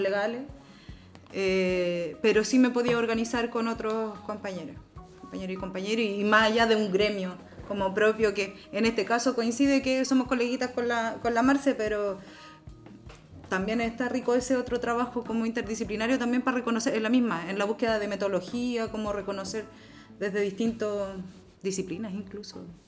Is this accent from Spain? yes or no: no; Valparaíso, Chile; soy porteña de aquí, nací en, eh, aquí en el Cerro La Loma, un barrio como bien familiar